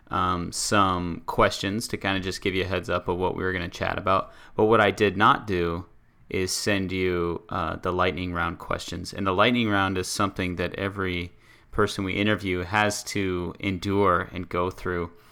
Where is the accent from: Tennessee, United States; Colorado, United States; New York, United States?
New York, United States; Buffalo; I'm from Buffalo